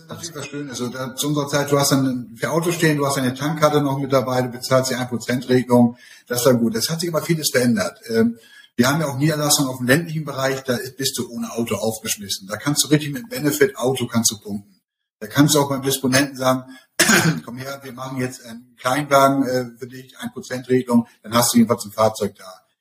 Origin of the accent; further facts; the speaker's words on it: Emden, Lower Saxony, Germany; also born or lived in Hamburg; Ich komme ja aus Emden